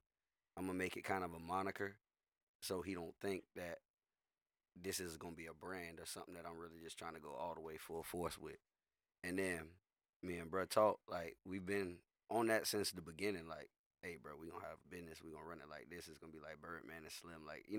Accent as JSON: {"language": "English", "town": "Tampa", "region": "Florida", "country": "United States", "said": "I'm from Tampa."}